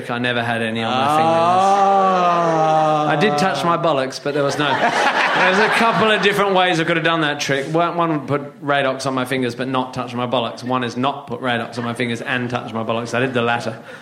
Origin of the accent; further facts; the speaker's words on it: Northampton, East Midlands, United Kingdom; born there; I was born in Northampton.